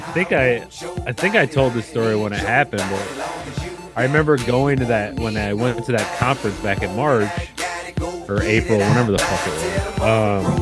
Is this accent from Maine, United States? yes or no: no; Ohio, United States; growing up in Ohio